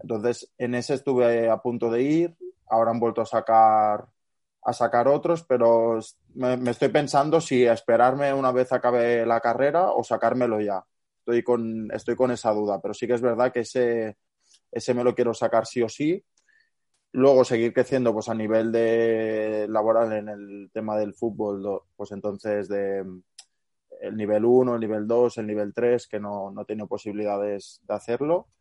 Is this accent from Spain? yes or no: yes; Barcelona, Catalonia, Spain; yo no, vivo en Girona, es decir, yo soy de Barcelona